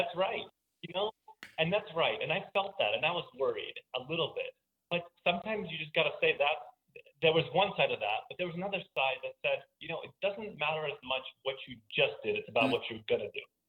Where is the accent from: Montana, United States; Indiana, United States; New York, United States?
New York, United States; New York City; also born or lived in St. Petersburg, Russia / San Francisco; now in Boulder, United States; So I was born uh, in Russia and spent eight years there, and then moved to New York City as a Jewish mm. refugee. So this is kind of an immigrant story where you know I moved from from Russia to the Bronx in New York and spent my formative years growing up there